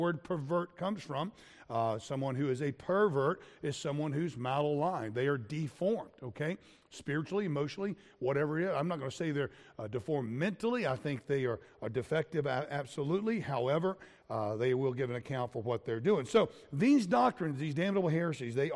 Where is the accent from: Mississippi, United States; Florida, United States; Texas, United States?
Florida, United States; I grew up in Florida with the alligators